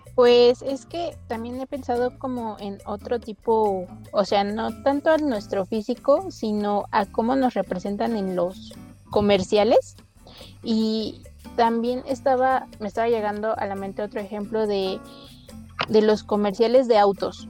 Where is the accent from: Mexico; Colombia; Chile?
Mexico; nosotros como mexicanos